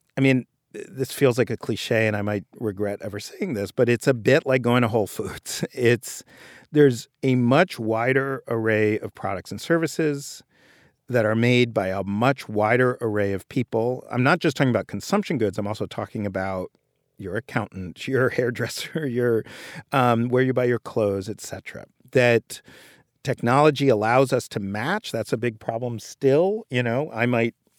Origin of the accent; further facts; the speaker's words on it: New York City, New York, United States; I grew up in Greenwich Village and I, in New York